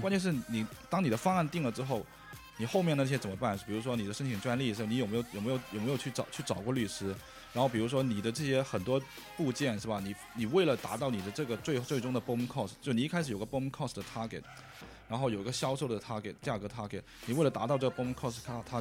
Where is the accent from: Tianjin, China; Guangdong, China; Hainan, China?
Guangdong, China; Chinese is a second language; 广东人，所以英，那个普通话不是太好